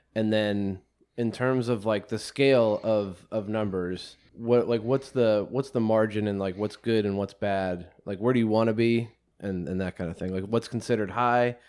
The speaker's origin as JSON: {"language": "English", "town": "Penn Hills", "region": "Pennsylvania", "country": "United States", "tie": "born or raised there", "said": "I grew up in Penn Hills. I'm a, I've been born and raised in the Pittsburgh area"}